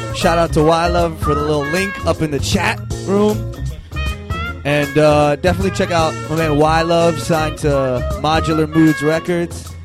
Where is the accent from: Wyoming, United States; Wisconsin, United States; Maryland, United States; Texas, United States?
Maryland, United States; Montgomery County; moved away; also born or lived in Tel Aviv, Israel; I'm from Montgomery County